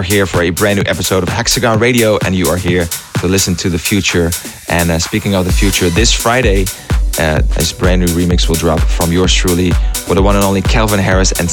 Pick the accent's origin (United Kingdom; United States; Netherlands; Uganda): Netherlands; All the way from the Netherlands, my home country